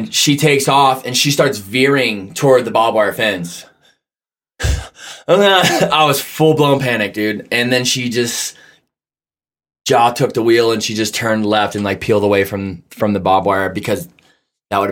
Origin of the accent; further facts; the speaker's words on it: Michigan, United States; I grew up in Michigan, and all my cousins, all my friends, everybody raced.